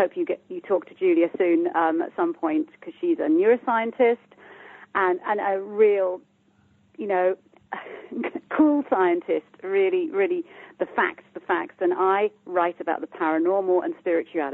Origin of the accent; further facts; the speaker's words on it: United Kingdom; I'm from the UK, as you can hear by my accent